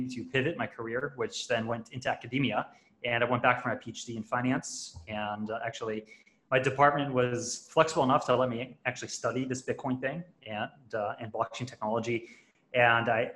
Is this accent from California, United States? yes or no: no; Long Island, New York, United States; moved away as an adult; now in Puerto Rico; I grew up in Long Island, New York, and I've bounced around a bunch in my life, but I'm actually calling in from Puerto Rico right now